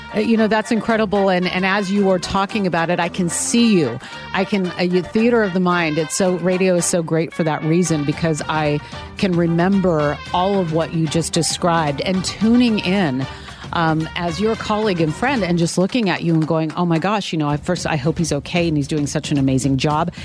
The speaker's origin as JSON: {"language": "English", "town": "Sacramento", "region": "California", "country": "United States", "tie": "born or raised there", "moved": "yes", "said": "in news radio in my hometown of Sacramento"}